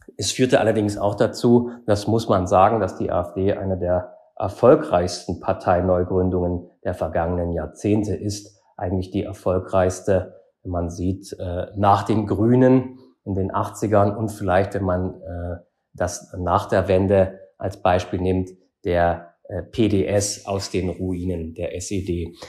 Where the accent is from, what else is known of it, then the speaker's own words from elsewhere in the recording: East Germany, Germany; moved away as an adult; also born or lived in Frankfurt; now in Berlin, Germany; ich komme ursprünglich aus Ostdeutschland